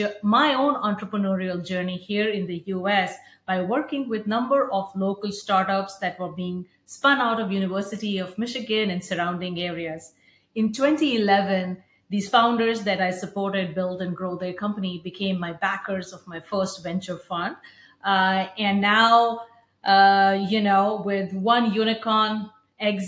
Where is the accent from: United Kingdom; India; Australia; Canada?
India; moved away as an adult; I grew up in India, went to school there